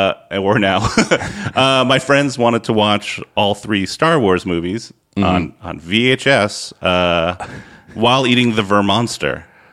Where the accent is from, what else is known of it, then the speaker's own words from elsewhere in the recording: Villanova, Pennsylvania, United States; I'm from the Villanova area.